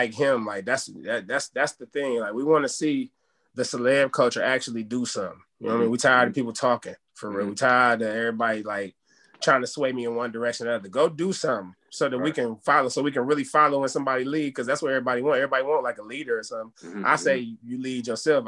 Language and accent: English; Cleveland, Ohio, United States; also born or lived in Atlanta, Georgia; my earliest Cleveland memories was, like, third grade. I was born in Atlanta